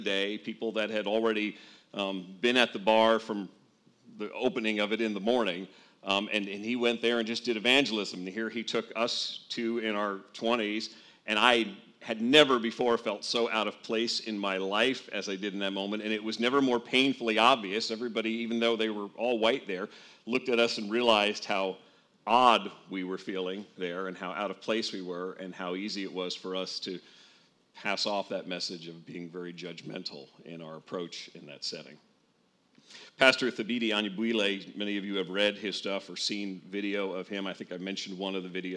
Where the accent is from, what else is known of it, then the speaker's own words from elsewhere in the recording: northern New Jersey, United States; I grew up in a pretty much all-white suburb outside of New York City in northern New Jersey.